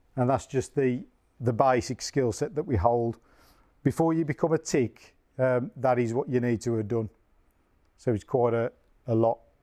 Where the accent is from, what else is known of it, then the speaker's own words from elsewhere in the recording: Tipton, West Midlands, United Kingdom; I am from Tipton.